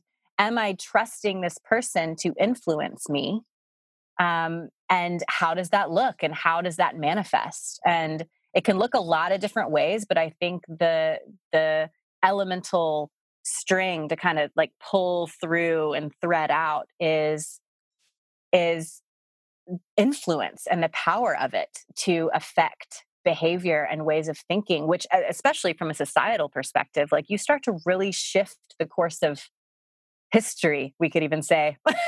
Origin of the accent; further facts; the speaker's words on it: the South, United States; I mean, I grew up in the South and I think I had been out of the country once, but it wasn't even really out of the country because it was Puerto Rico.